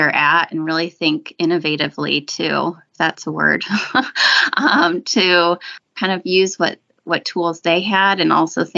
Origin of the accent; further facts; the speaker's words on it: suburb of Chicago, Illinois, United States; now in Largo, United States; I live in Largo, Florida, on the west coast of Florida, but I'm originally from Illinois, or suburb of Chicago